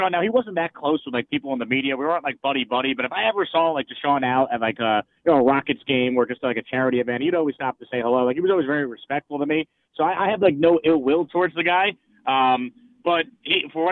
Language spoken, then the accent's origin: English; New York, United States; now in Houston, United States; I grew up in New York